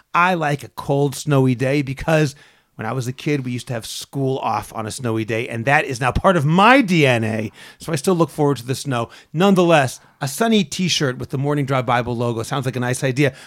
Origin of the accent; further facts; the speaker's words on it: Boston, Massachusetts, United States; now in Israel; I'm from Boston